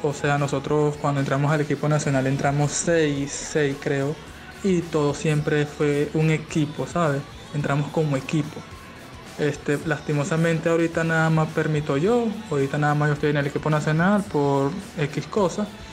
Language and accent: Spanish; Petare, Miranda, Venezuela; yo soy de Petare, pues, como, ¿sabes? Soy de los barrios